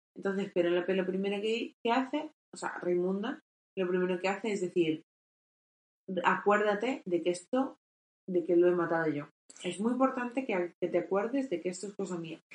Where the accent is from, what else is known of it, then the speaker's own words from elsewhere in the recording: Castilla-La Mancha, Spain; lo que ha sido donde nosotros nos hemos criado